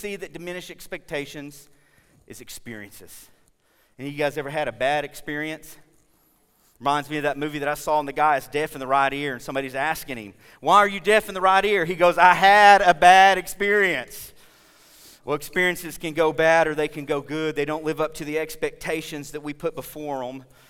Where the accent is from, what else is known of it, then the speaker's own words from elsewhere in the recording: Oklahoma, United States; We're from Oklahoma